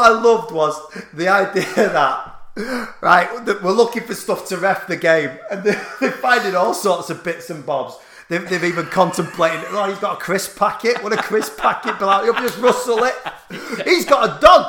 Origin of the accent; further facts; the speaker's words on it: the North, the north of England, United Kingdom; I'm from the North and a working class family.